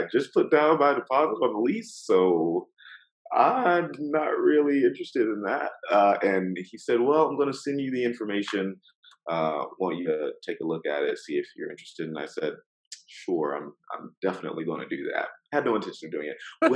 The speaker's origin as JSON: {"language": "English", "town": "Gainesville", "region": "Florida", "country": "United States", "also_born_or_lived": "Oklahoma / Washington DC metro area / Richmond, Virginia / Maryland", "moved": "as an adult", "lives_now": "Orlando, United States", "said": "I'm from Gainesville, Florida, and the swamp, go Gators"}